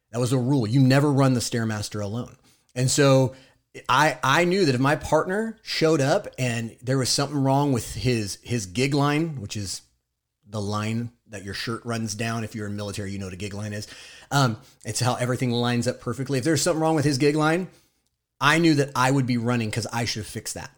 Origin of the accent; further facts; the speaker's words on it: Southern California, United States; I am also from Southern California